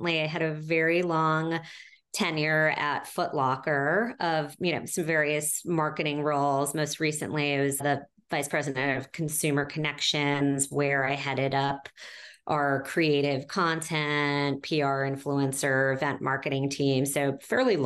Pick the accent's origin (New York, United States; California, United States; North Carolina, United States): New York, United States; New York City; I'm a New Yorker through and through